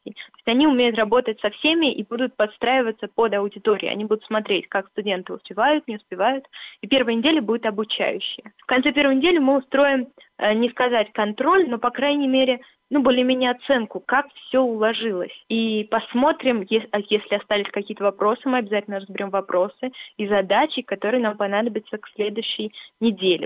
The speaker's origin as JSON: {"language": "Russian", "town": "Dubna", "region": "Moscow Oblast", "country": "Russia", "said": "Я из Дубны, у нас там все математики, физики"}